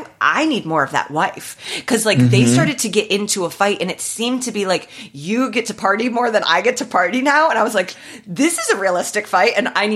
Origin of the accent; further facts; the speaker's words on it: Midwest, United States; We're both from the Midwest, so we like know the temperament of a Midwestern mom.